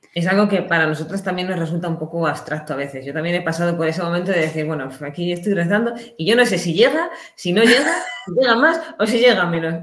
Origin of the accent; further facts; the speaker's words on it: Ciudad Real, Castilla-La Mancha, Spain; moved away as an adult; now in Sahagún, Spain; que yo soy de Ciudad Real